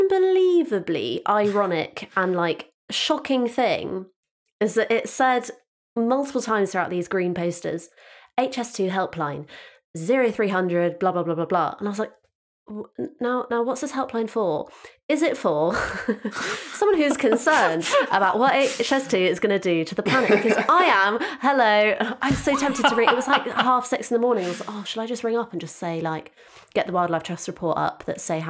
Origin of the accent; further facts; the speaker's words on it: Devon, South West England, United Kingdom; I'm from Devon